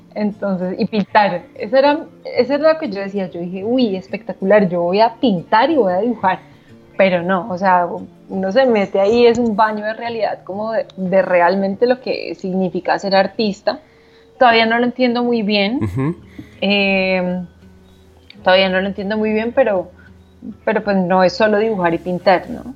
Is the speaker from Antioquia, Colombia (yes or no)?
no; Bogotá, Colombia; also born or lived in Manizales; Solo nací allá. Eh, fui criada en Bogotá